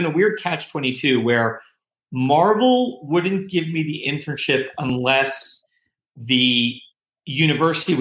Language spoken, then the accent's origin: English; Long Island, New York, United States; I grew up on Long Island